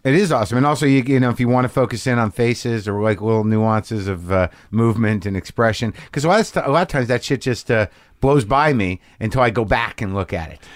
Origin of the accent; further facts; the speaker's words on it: New Mexico, United States; I grew up in New Mexico